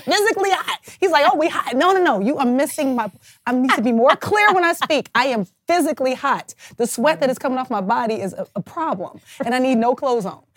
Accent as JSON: {"language": "English", "town": "Kansas City", "country": "United States", "also_born_or_lived": "New Orleans", "moved": "as an adult", "said": "I'm from Kansas City"}